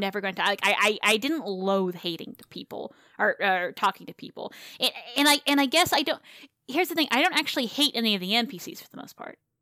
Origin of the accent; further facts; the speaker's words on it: the South, United States; moved away; I came from the South. I grew up in the South.